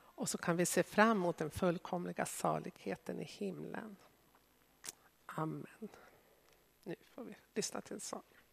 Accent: Sweden; som etniska svenskar som har vuxit upp i Sverige

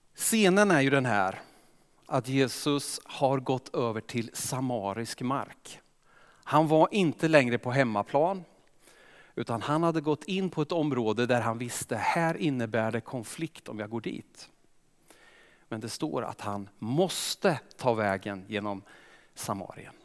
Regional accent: Östergötland, Sweden; accent: Östergötland; jag är östgöte, kommer säkert lysa igenom

